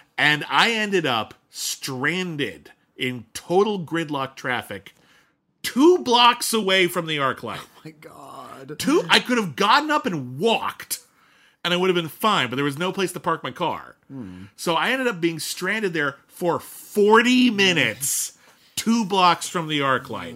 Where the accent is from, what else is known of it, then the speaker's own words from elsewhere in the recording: Pasadena, California, United States; when I was growing up in Pasadena, California